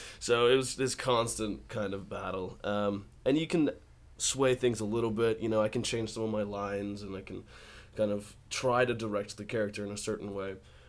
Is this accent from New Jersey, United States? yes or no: no; Colorado, United States; also born or lived in Texas; But yeah, I grew up in Colorado and Texas and I had a drawl when I moved out here.